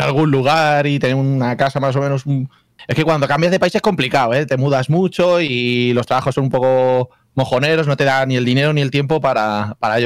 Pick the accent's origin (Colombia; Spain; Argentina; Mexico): Spain; moved away as an adult; now in Scotland, United Kingdom; Yo soy, yo soy un señor español que vive en Escocia desde hace ya muchos años